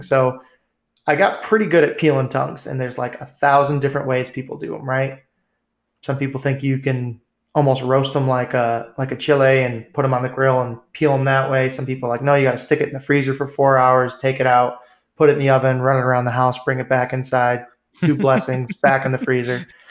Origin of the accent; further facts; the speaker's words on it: New England, United States; growing up in New England